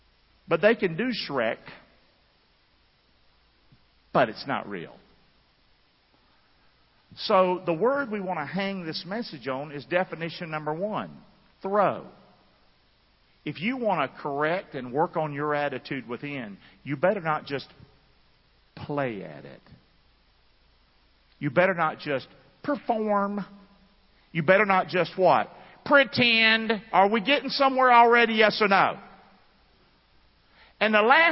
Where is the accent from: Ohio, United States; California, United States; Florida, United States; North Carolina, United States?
North Carolina, United States; Rockingham; I grew up in Rockingham, North Carolina